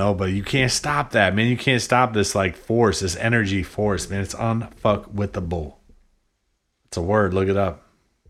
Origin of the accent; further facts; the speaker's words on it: New Hampshire, United States; Mount Washington, dude. I'm definitely from New Hampshire.